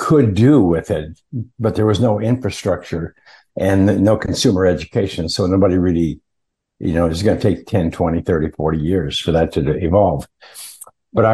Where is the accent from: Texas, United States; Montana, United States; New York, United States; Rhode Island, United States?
Montana, United States; I grew up in Montana, which is kind of a rural state, northern U.S.